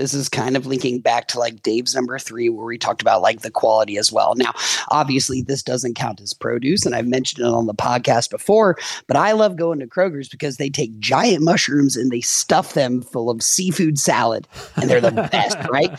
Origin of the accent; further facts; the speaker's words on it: United States; Hey, listen, I'm an American, dude.